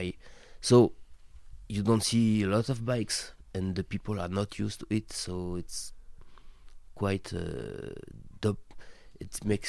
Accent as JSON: {"language": "English", "town": "Tours", "region": "Centre-Val de Loire", "country": "France", "tie": "born or raised there", "second_language": "English", "said": "It means living in a small city, which is about 400,000 people, with a quite very historical environment"}